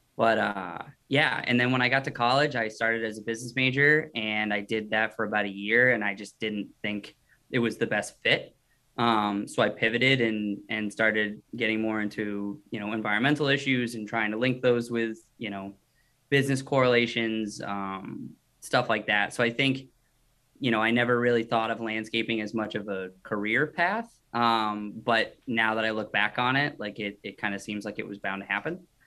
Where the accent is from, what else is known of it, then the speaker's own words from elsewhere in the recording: Scarborough, Maine, United States; also born or lived in Paraguay / Richmond, Virginia; local guy, I'm from Scarborough, uh, which is a suburb of Portland. Um, you know, went to school there, lived there my whole life.